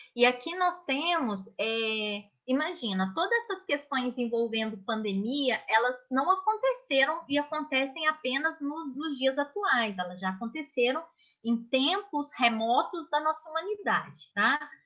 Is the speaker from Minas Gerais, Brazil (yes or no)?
yes; Minas Gerais, Brazil; moved away; em Minas Gerais, que eu sou mineira